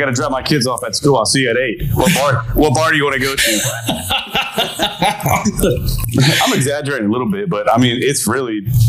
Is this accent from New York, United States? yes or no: no; Florida, United States; also born or lived in Jacksonville, Florida; I live in Tampa Bay, Florida. Born and raised in Florida. Retired out of the Air Force after just over 20 years. August 2019. Moved back here